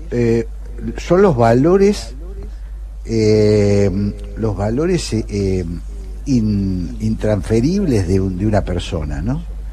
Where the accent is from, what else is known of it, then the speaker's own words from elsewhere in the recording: Argentina; yo no soy brasileño, no, soy argentino-brasileño